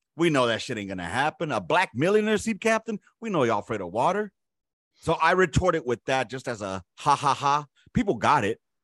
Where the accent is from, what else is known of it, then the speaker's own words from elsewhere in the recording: United States; I'm an American of Latino or Hispanic descent